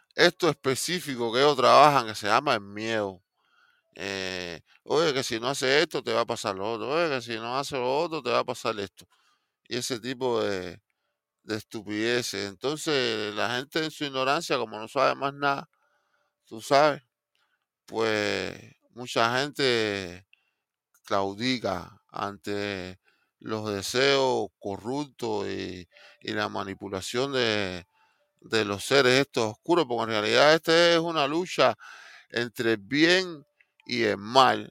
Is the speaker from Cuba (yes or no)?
yes; Cuba; now in Miami, United States; yo como cubano